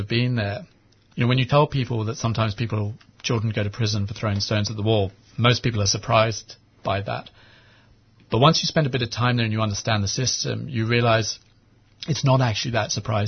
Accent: England, United Kingdom; moved away as an adult; also born or lived in Sydney / Hong Kong; now in Jerusalem; I was born in Sydney, and then my parents moved to Hong Kong, and I grew up in England

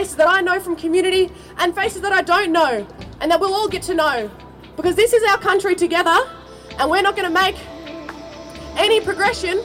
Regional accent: Melbourne, Victoria, Australia; I was born and raised here in Melbourne, Wurundjeri country

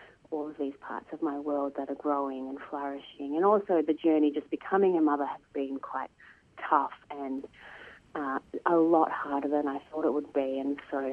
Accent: Melbourne, Victoria, Australia; I'm from Melbourne and I'm a Wadawurrung

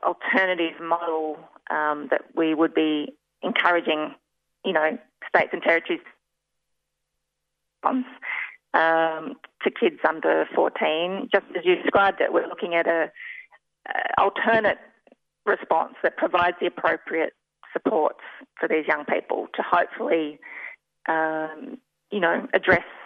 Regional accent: Australia; we as Australian citizens

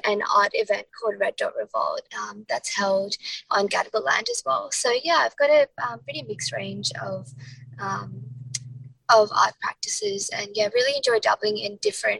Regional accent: India; I didn't want to just represent queer Indians, even though I am Indian.

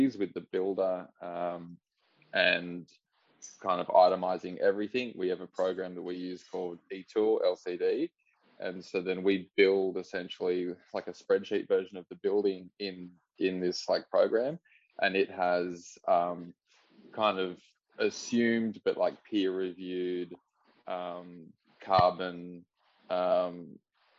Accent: Northern Rivers, New South Wales, Australia; moved away as an adult; now in Melbourne, Australia; I grew up in the Northern Rivers, so in a little town called Crabs Creek.

